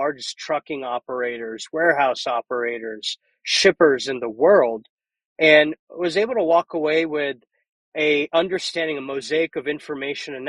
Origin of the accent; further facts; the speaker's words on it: Columbia, Maryland, United States; my hometown of Maryland, Columbia, Maryland, and did that till I went to college